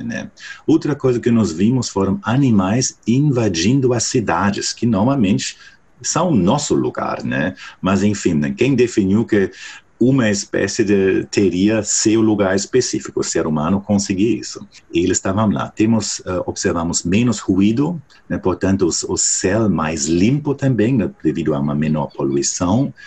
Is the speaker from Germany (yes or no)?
yes; Germany; Portuguese is a second language; moved away